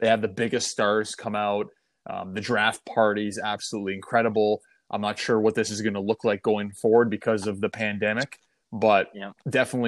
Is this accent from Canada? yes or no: yes; Toronto, Ontario, Canada; playing with the Marlies in my hometown